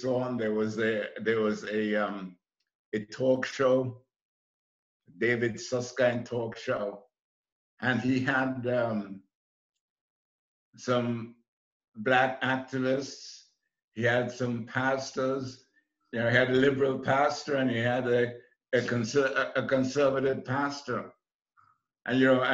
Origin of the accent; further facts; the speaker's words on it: Trinidad & Tobago; moved away as an adult; also born or lived in New York; I came from the West Indies, and in 1961 I was completing a college course in accounting in Trinidad